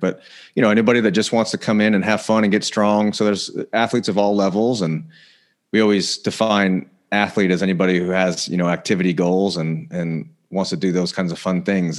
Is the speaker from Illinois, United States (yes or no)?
no; Indiana, United States; moved away as an adult; also born or lived in Denver, Colorado; now in California, United States; I was born in Denver originally, but, uh, grew up in Indiana. So I'm a, I'm a Midwest guy